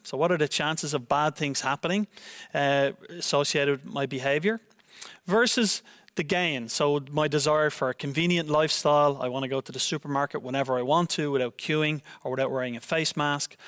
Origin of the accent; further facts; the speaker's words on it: Ireland; now in Netherlands; my home country of Ireland